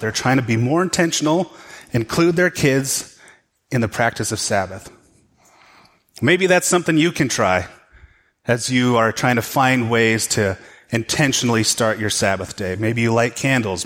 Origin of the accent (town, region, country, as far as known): United States